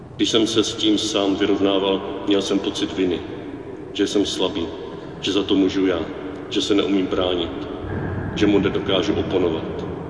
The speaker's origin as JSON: {"language": "Czech", "country": "Czechia", "said": "Proč tam jezdíme z Čech"}